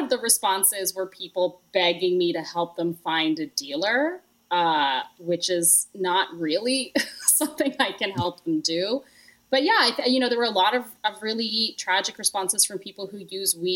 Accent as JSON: {"language": "English", "country": "Canada", "moved": "yes", "lives_now": "New York, United States", "said": "I'm from Canada"}